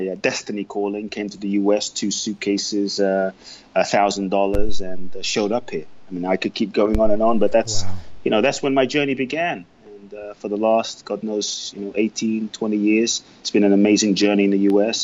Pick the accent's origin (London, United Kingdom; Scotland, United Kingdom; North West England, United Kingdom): London, United Kingdom; also born or lived in Ghana; now in Los Angeles, United States; I grew up in London. I now live in Los Angeles.